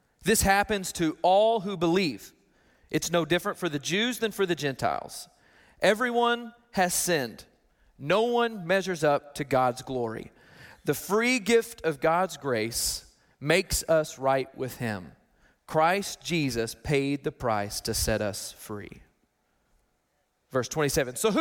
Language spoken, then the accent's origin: English; Arkansas, United States; I'm from Arkansas